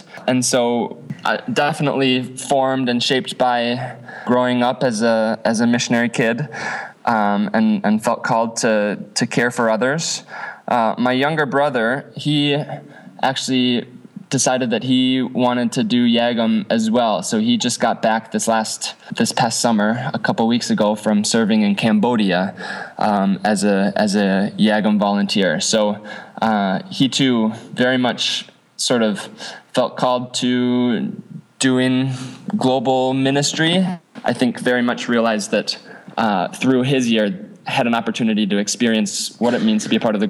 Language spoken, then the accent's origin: English; Madagascar; My parents were missionaries in the 80s and early 90s. So I grew up in Madagascar.